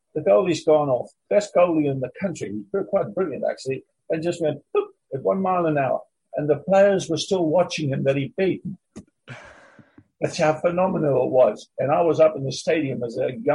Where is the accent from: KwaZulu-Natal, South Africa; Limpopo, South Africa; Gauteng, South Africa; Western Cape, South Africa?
KwaZulu-Natal, South Africa; Durban; moved away as an adult; also born or lived in London, United Kingdom; I'm a South African boy